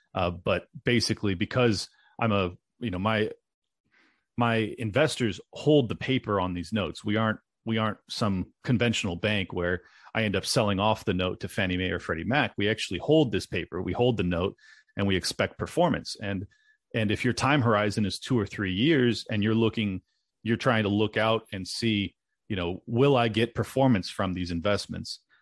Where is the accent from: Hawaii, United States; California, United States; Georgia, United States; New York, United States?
California, United States; moved away as an adult; now in Miami, United States; it's my home state. I spent over 35 years there. I, I absolutely love San Diego and the Southern California area